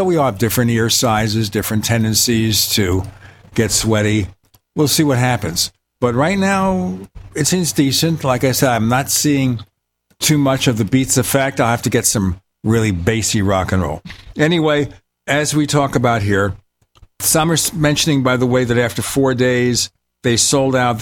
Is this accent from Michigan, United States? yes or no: no; New York City, New York, United States; moved away; my hometown, Brooklyn, New York